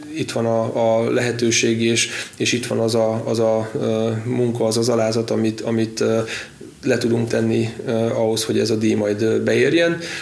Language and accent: Hungarian; Badacsony, Veszprém County, Hungary; az első kis saját ültetvényük volt az én játszóterem, ott nőttem fel, és együtt cseperedtünk a, a birtokkal